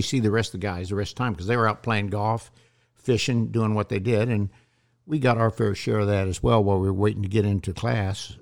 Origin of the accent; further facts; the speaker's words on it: Bellevue, Nebraska, United States; Bellevue, Nebraska, which was right there at uh, Omaha. Or it's a little town outside of Omaha where all the SAC kids went.